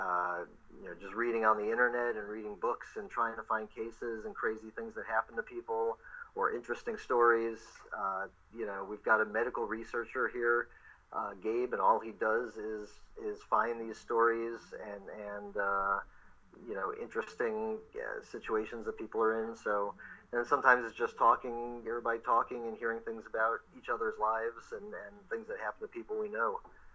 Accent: Ohio, United States; moved away as an adult; now in Los Angeles, United States

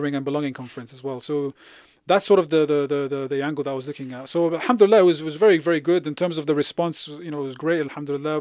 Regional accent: London, United Kingdom; I grew up in West London

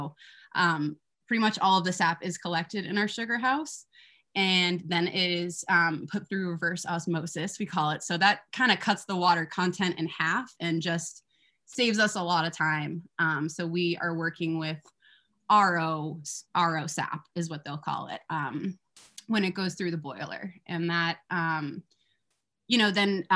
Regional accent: Massachusetts, United States; I grew up in Massachusetts

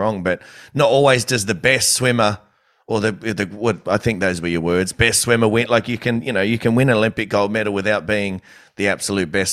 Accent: Campbelltown, New South Wales, Australia; Technically, I'm from Campbelltown, so I just should say it how I would normally.

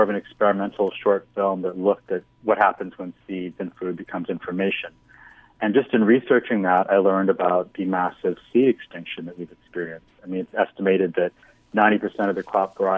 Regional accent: Winnipeg, Manitoba, Canada; now in New York, United States; I grew up in Winnipeg, which is, you know, a decent-sized city in Canada

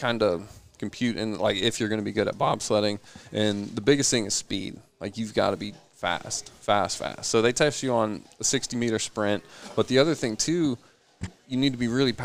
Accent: Greenville, South Carolina, United States; I'm from Greenville.

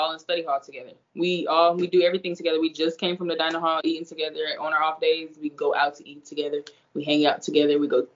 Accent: Indiana, United States; moved away as an adult; now in Florida, United States; that's where I'm from. I mean, 765, that's where I'm from.

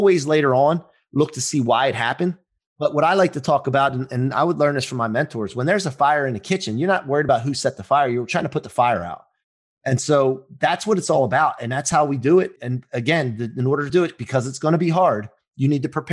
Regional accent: Maryland, United States; I grew up in Maryland

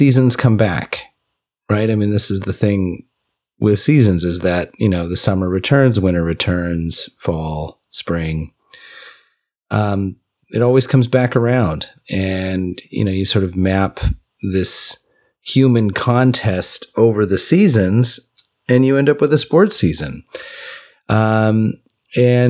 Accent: California, United States; we grew up in California

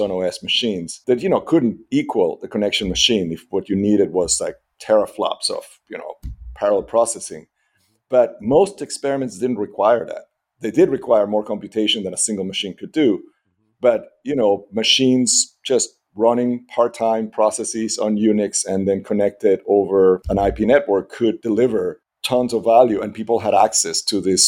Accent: Caracas, Capital District, Venezuela; moved away; I grew up in Venezuela. I grew up in Caracas.

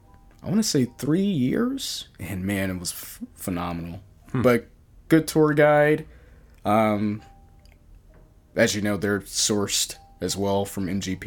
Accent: Virginia, United States; it reminded me in the small town that I grew up in Virginia.

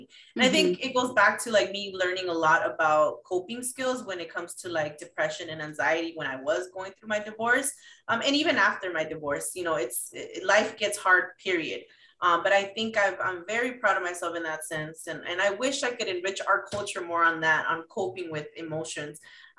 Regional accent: Mexico City, Mexico; I'm from Mexico City. My family's from Mexico City.

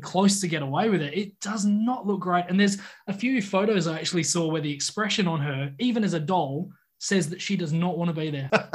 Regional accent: Australia; as an Aussie

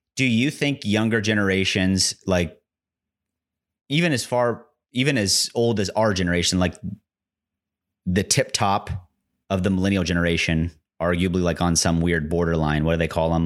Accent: United States; I'm an American

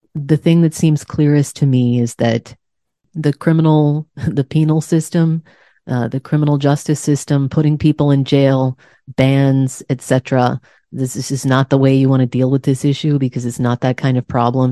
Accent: Texas, United States; moved away; also born or lived in Massachusetts; I was raised in Texas

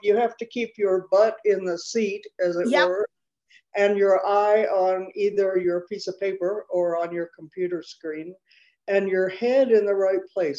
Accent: Chicago, Illinois, United States; moved away as an adult; now in Mexico; I was born in Chicago. I am 78 years old.

